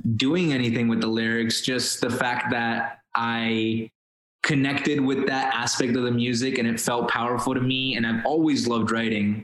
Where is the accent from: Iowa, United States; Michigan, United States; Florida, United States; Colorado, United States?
Florida, United States; Miami; first language Spanish; English is a second language; moved away as an adult; also born or lived in Colombia; now in Los Angeles, United States; we got to Miami, I was seven years old I didn't speak English. My mom didn't speak English